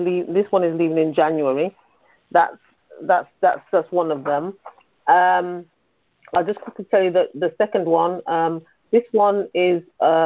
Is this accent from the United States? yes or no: no; United Kingdom; From the U.K.